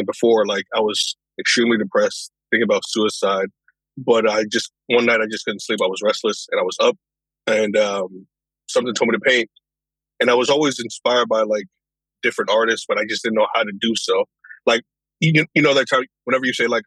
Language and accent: English; Norwalk, Connecticut, United States; also born or lived in White Plains, New York; I was born in White Plains, New York, and I was moved to Norwalk, Connecticut when I was about 5 years old